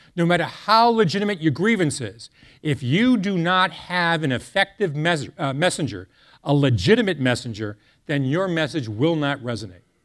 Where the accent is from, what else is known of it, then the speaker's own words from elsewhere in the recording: Boston, Massachusetts, United States; I hail from the Boston area